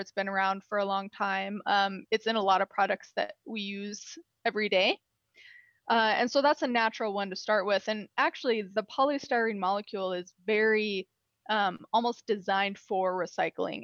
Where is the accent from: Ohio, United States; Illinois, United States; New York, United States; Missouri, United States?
Illinois, United States; also born or lived in Freeport, Texas; I'm from Illinois. I went to college in Illinois.